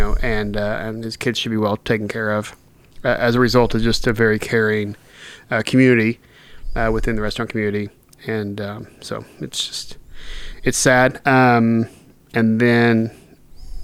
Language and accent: English; Oklahoma City, Oklahoma, United States; moved away; We're both from Oklahoma City